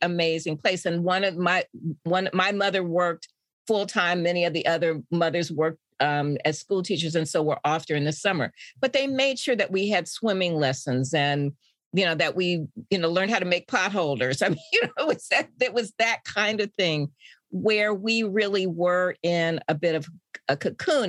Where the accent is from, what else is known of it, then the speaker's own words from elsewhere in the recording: Indianapolis, Indiana, United States; I grew up in Indianapolis